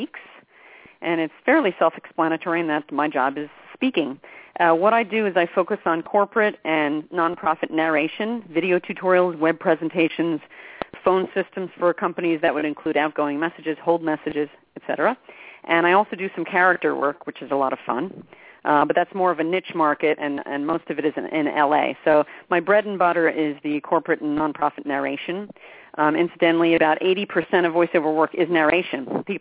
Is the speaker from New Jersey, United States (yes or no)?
yes; New Jersey, United States; I'm from New Jersey